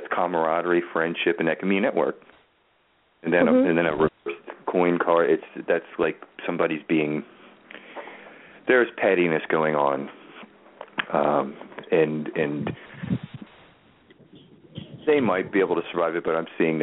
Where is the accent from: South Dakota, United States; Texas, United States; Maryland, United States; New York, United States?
Maryland, United States; Baltimore; now in New Orleans, United States; I'm from Baltimore, and they say that in Baltimore